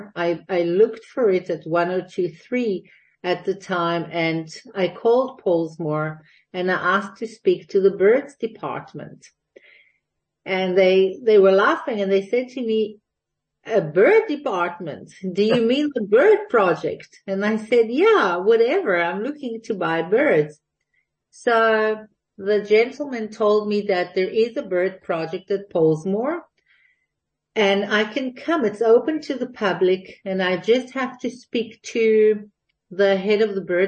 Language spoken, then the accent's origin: English; Jerusalem, Jerusalem District, Israel; moved away as an adult; now in Cape Town, South Africa; I was born and raised in Jerusalem.